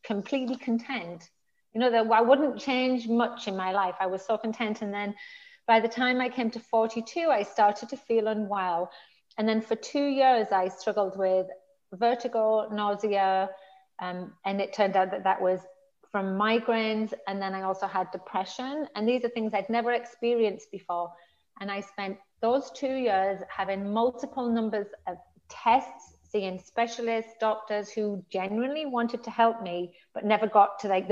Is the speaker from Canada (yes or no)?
no; the north of England, United Kingdom; moved away as an adult; I'm from the north of England.